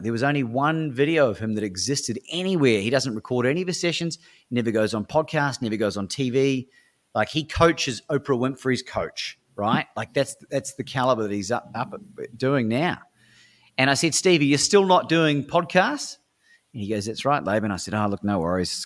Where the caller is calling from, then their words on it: Melbourne, Victoria, Australia; I'm calling from Melbourne, Australia at the time